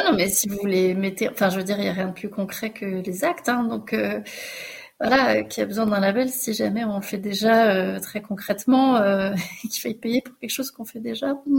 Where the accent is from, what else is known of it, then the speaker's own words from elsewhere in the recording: France; accent: French; mon accent français